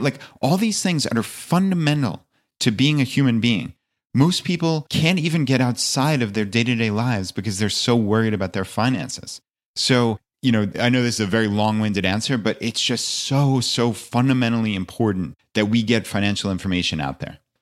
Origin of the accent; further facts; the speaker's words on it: outside of New York City, United States; moved away as an adult; also born or lived in Long Island; now in Virginia, United States; I actually live in Virginia, uh, though I grew up outside of New York City and lived most of my life there